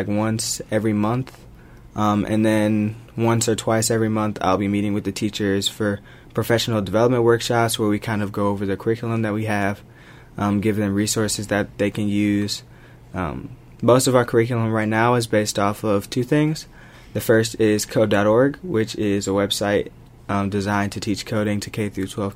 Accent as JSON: {"language": "English", "town": "St. Louis", "region": "Missouri", "country": "United States", "said": "I'm from St. Louis, Missouri."}